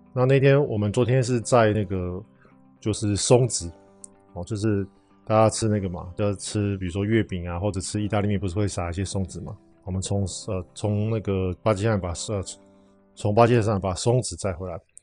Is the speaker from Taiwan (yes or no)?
yes; Taiwan; 我们台湾人